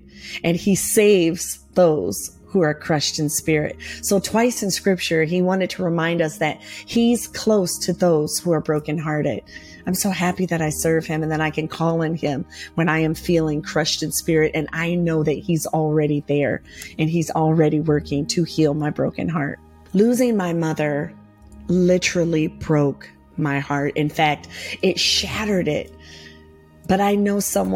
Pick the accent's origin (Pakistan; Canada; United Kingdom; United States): United States; Michigan; moved away; I was born and raised in Michigan